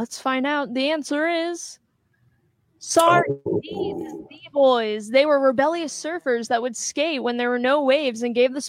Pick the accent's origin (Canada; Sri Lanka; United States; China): United States; Philadelphia, Pennsylvania; my hometown, Philadelphia, PA.